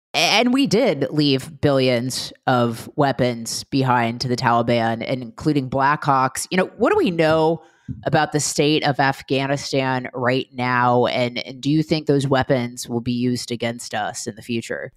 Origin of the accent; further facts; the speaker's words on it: United States; as an American in my thirty-eight years